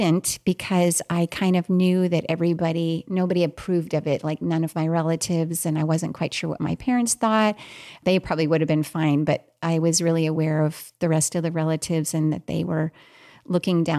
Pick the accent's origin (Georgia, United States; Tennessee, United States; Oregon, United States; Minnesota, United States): Minnesota, United States; moved away; also born or lived in Australia; I was born and raised early on in Minnesota.